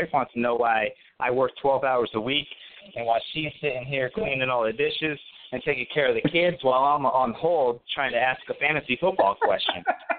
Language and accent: English; South Florida, United States; now in Tennessee, United States; I'm from South Florida, but I'm living in Tennessee